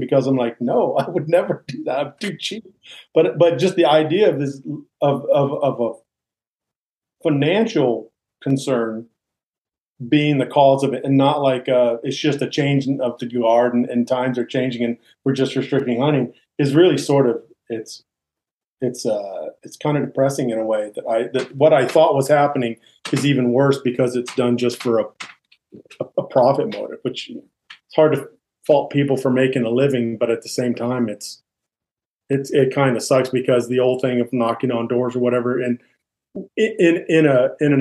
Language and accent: English; Virginia, United States; growing up, I grew up in Virginia, right?